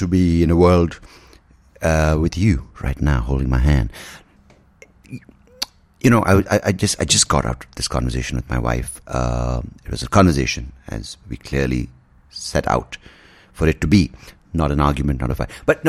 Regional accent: India

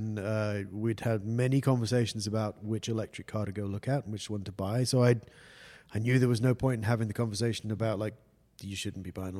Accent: London, United Kingdom; I was born on Tottenham Court Road in London

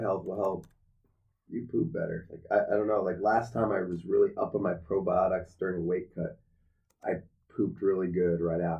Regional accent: Anchorage, Alaska, United States; I was born and raised in Anchorage, Alaska.

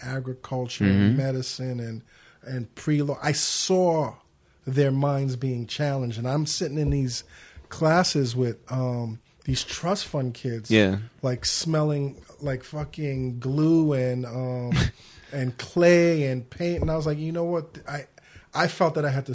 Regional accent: New York City, New York, United States; I grew up in the Crown Heights section of Brooklyn on Lincoln Place between Albany and the legendary Troy Avenue

